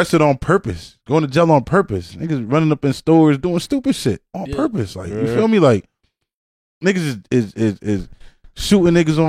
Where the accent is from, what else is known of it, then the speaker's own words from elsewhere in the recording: Jamaica; I'm Jamaican, bro.